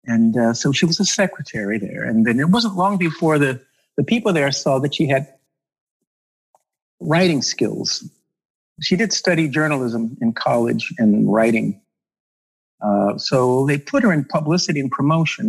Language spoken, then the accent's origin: English; Los Angeles, California, United States; I was born